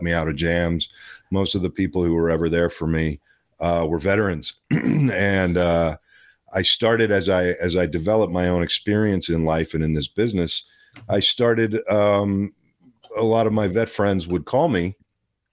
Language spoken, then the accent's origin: English; Pittsburgh, Pennsylvania, United States; also born or lived in Los Angeles, California; now in Kentucky, United States; I was born in Pittsburgh. I was raised between Pittsburgh and L.A. I lived in L.A. for 15 years